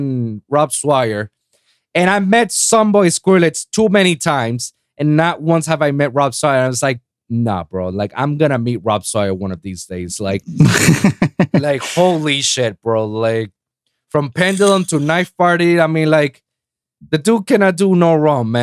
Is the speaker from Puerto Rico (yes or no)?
yes; Puerto Rico; moved away; back in my hometown in Puerto Rico, in the island.